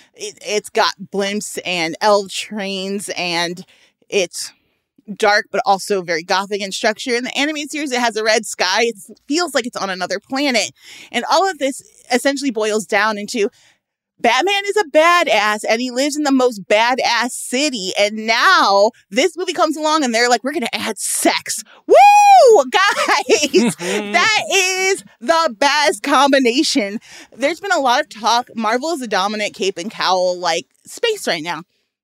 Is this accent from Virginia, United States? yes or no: no; Chicago, Illinois, United States; I'm from Chicago, one of the most politically corrupt places in the world.